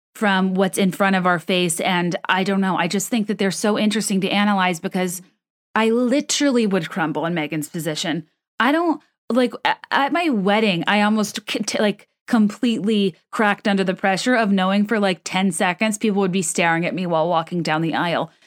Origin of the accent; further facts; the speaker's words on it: United States; I, as an American who did not grow up steep, steeped in that sort of, you know, rigid protocol